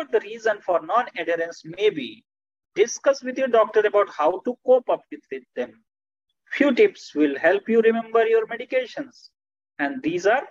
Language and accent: English; Bhagalpur, Bihar, India; I am from Bhagalpur in the state of Bihar